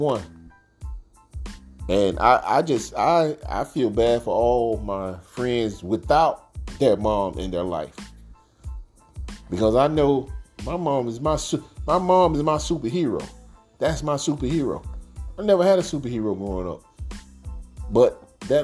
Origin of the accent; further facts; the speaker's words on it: Bethel, North Carolina, United States; also born or lived in Robersonville, North Carolina; I moved from Robertsonville to Bethel, North Carolina